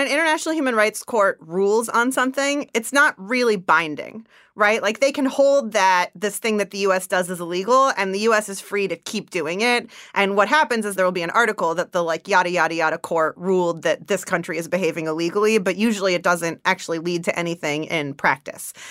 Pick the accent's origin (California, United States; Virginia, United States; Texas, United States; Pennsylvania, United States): California, United States; East Bay, San Francisco Bay Area; also born or lived in Zimbabwe; I grew up in the Bay Area